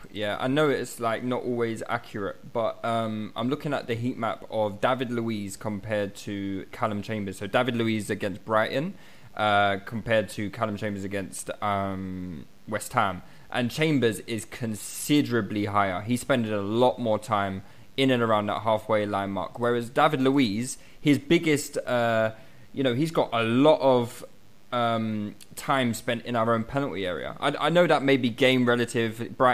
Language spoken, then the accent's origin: English; Malta; Yeah, exactly. I'm from Malta.